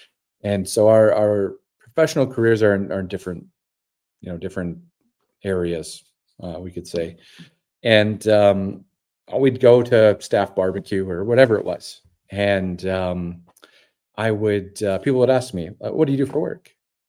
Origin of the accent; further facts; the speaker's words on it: Dormy, Saskatchewan, Canada; You know, I'm a farm kid. Again, I'm from Dormy, Saskatchewan. My dad and brother farm just over 10,000 acres there.